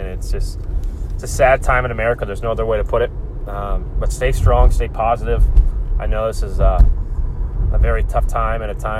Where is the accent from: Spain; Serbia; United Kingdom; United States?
United States; Chicago, Illinois; now in Indianapolis, United States; growing up in Chicago